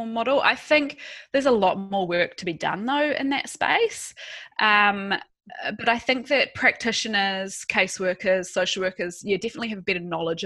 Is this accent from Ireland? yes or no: no; New Zealand; moved away as an adult; also born or lived in United Kingdom; now in Australia; I am a Kiwi, so I'm from New Zealand.